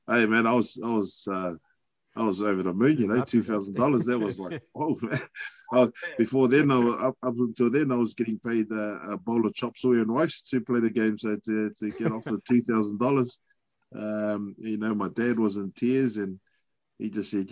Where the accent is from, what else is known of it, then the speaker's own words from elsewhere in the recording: Auckland, New Zealand; Born and raised in Auckland